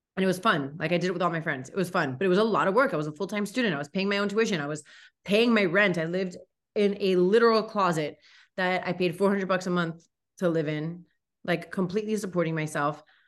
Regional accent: Miami, Florida, United States; I grew up here in Miami, born and raised, grew up in Kendall

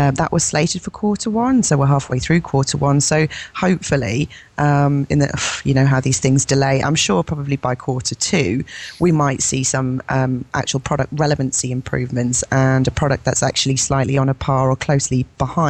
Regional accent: England, United Kingdom; I'm English.

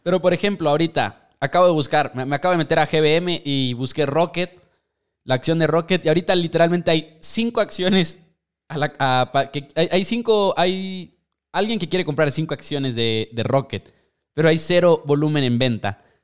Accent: Mexico; nosotros somos de México

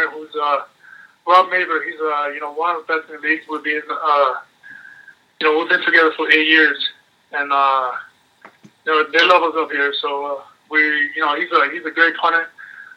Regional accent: Miami, Florida, United States; born or raised there; moved away as an adult; also born or lived in Venezuela / Montreal, Canada; now in Calgary, Canada

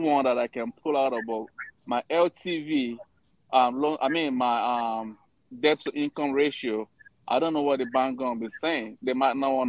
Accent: Ohio, United States; I'm from Ohio

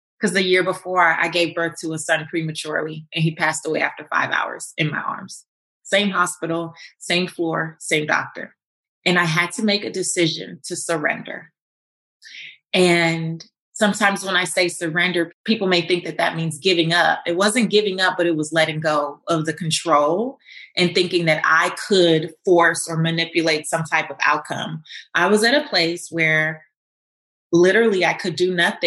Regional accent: Los Angeles, California, United States; I'm from Lemur Park, South Central Los Angeles, where I didn't grow up with seeing people with fancy cars or big houses

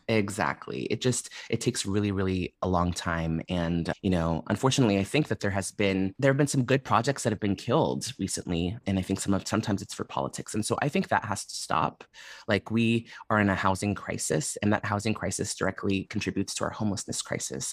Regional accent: San Francisco, California, United States; so I grew up in San Francisco. I was born and raised here, but my family are immigrants from Ethiopia.

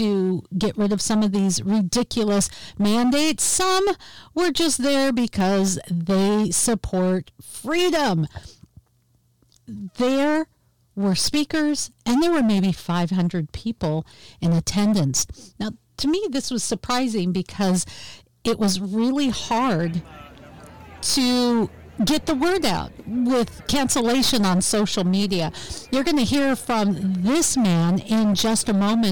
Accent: Seattle, Washington, United States; here in Seattle, which I call my hometown

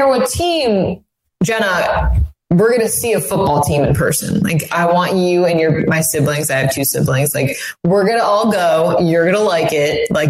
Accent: Saratoga Springs, New York, United States; So I grew up outside of Albany in Saratoga, and My parents are actually from Massachusetts, but they decided to move to Saratoga

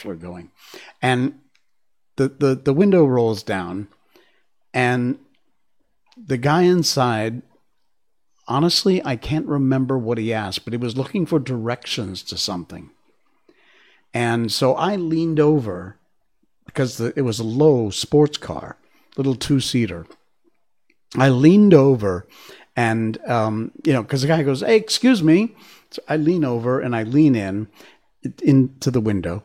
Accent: Cornwall, Connecticut, United States; growing up in Cornwall, Connecticut. And in fact, specifically, I was born in East Cornwall and then moved the, 3 miles to West Cornwall

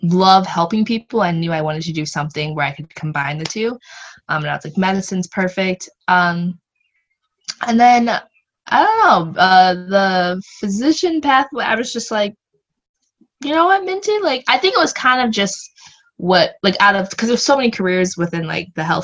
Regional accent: Michigan, United States; also born or lived in Connecticut; I grew up in Michigan, went to UConn

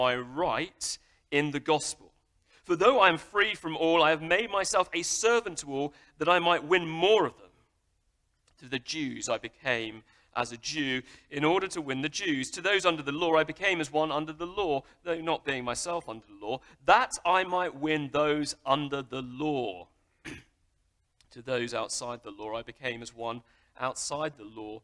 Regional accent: United Kingdom; I'm British

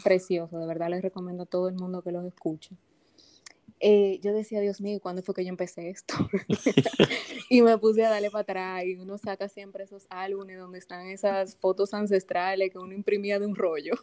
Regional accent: Santo Domingo, Distrito Nacional, Dominican Republic; Yo soy, como digo, dominicanita de pura cepa. Yo nací aquí en la ciudad de Santo Domingo

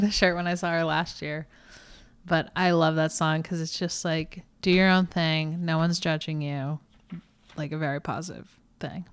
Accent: Texas, United States; moved away; I grew up in Texas

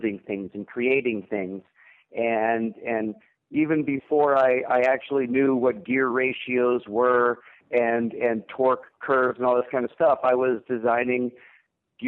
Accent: Lexington, Massachusetts, United States; moved away as an adult; also born or lived in Ithaca, New York; I was born in the Boston area, a little town called Lexington, Massachusetts.

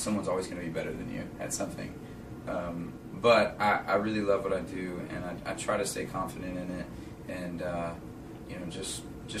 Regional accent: Arkansas, United States; I'm from Arkansas

